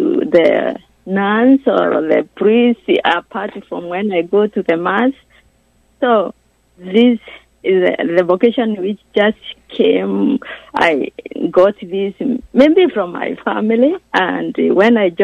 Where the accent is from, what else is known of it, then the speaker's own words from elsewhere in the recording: Kenya; moved away; I'm from Kenya, from the diocese of Nairobi, and I am from the family of 10